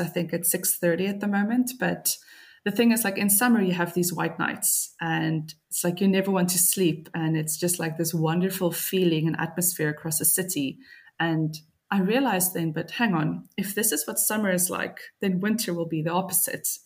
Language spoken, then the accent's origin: English; Cape Town, Western Cape, South Africa; moved away as an adult; now in Tallinn, Estonia; as a South African woman